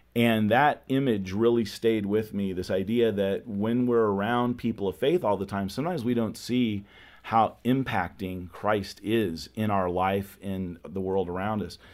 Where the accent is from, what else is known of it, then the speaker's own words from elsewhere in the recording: California, United States; now in Dallas, United States; growing up in California, I wasn't in, uh, the Bible Belt